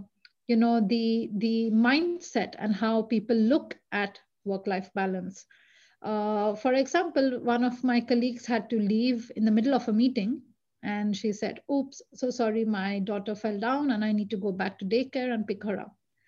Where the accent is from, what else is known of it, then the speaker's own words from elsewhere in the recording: India; English is a second language; now in Sweden; I mean, the fact that I moved from India to Sweden, I never looked back. It was a huge leap of faith.